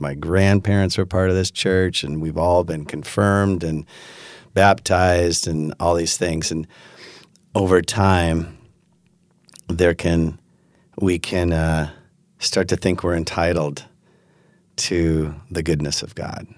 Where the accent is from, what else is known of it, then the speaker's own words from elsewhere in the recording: Pacific Northwest, United States; also born or lived in West Michigan; now in Holland, United States; I grew up in the Pacific Northwest